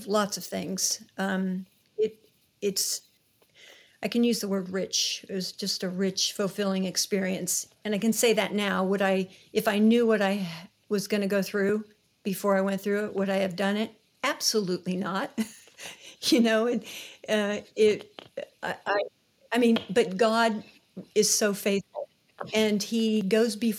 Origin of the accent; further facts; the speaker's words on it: Indianapolis, Indiana, United States; moved away as an adult; also born or lived in Youngstown, Ohio / Cambodia; Jeff and I grew up in Indianapolis